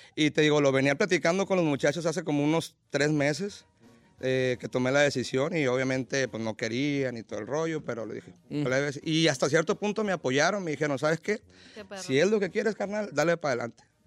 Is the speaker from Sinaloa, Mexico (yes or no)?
yes; Mazatlán, Sinaloa, Mexico; Yo soy originario de Mazatlán, Sinaloa